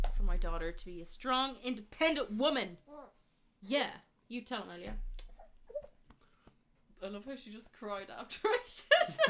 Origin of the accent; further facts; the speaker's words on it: Dublin, Leinster, Ireland; also born or lived in Spain / Canada; I was born in Dublin. And I lived between Spain and Ireland for most of my life.